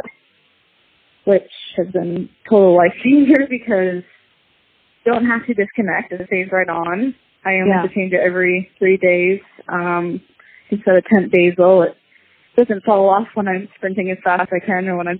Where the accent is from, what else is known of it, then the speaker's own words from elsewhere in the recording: Maine, United States; We're both from Maine